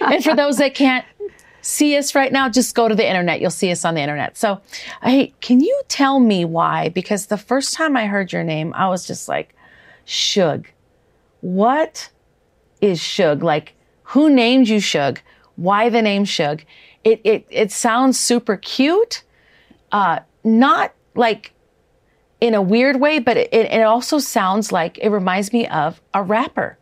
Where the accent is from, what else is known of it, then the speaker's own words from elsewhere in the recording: Wisconsin, United States; moved away; also born or lived in Minnesota; I grew up in Wisconsin as well as a teenager